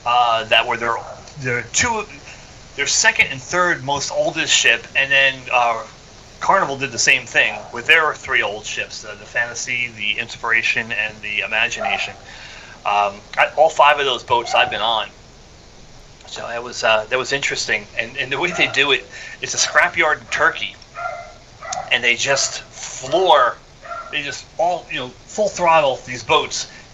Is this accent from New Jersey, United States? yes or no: yes; New Jersey, United States; the town I grew up in New Jersey was one of the first towns to have a recycling program